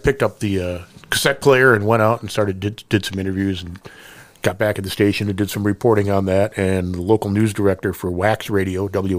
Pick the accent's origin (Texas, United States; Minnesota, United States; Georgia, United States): Minnesota, United States; Columbia Heights; moved away as an adult; also born or lived in Eau Claire, Wisconsin / Appleton, Wisconsin; I'm from Minneapolis originally, northeast Minneapolis, a little town called Columbia Heights.